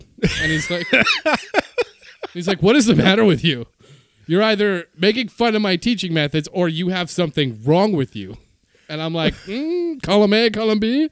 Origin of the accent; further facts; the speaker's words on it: Canada; I am Canadian.